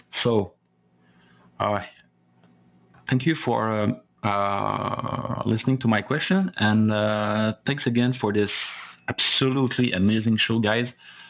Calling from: Sherbrooke, Quebec, Canada; Salut, Fred and Andrew. … from Sherbrooke in Quebec.

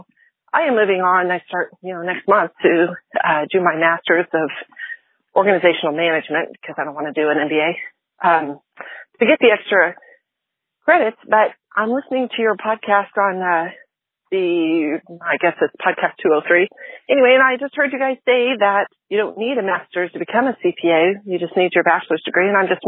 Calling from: Nixa, Missouri, United States; I'm calling from Nixon, Missouri.

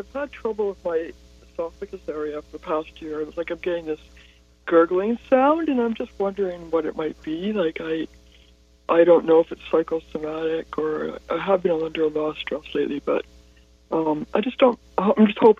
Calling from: Sudbury, Ontario, Canada; Sudbury, Ontario, Canada.

